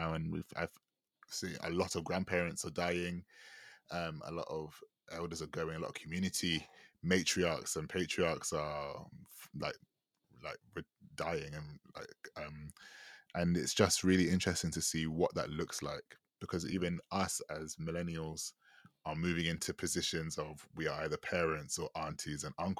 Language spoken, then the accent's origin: English; United Kingdom; I grew up very much in the British Caribbean community here.